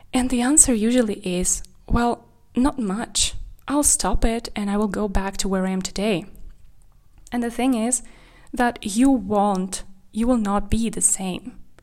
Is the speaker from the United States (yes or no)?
no; Kazakhstan; English is a second language; also born or lived in Czech Republic / Spain; now in Germany; I grew up in Kazakhstan, and then I moved to Czech Republic